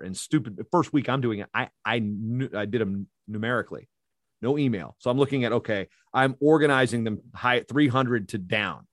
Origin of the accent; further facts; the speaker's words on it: Poquoson, Virginia, United States; moved away as an adult; also born or lived in Newport News, Virginia; now in Minnesota, United States; I grew up there, moved in seventh grade